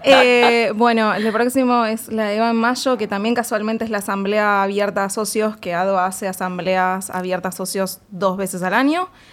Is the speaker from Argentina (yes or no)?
yes; Argentina; como argentinos y argentinas en la industria de videojuegos